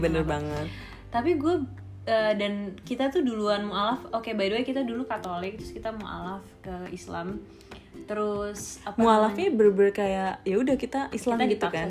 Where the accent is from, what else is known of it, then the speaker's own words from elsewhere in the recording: Bontang, East Kalimantan, Indonesia; Kita lahir di Kalimantan Timur